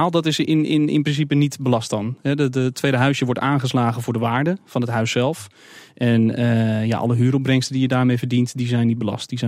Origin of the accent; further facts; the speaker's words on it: Amsterdam, North Holland, Netherlands; ook zelf als Amsterdammer.